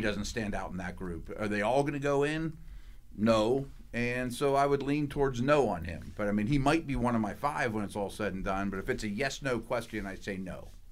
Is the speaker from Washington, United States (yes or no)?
no; Pittsburgh, Pennsylvania, United States; moved away; I grew up in Pittsburgh